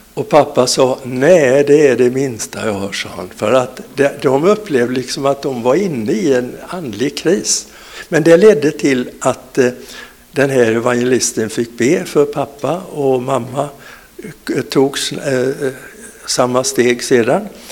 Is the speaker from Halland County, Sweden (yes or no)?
yes; Falkenberg, Halland County, Sweden; born or raised there; also born or lived in Vessigebro